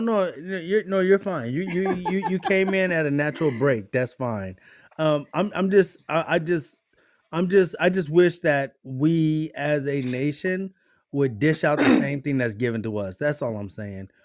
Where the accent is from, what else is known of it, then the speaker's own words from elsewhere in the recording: United States; us as American people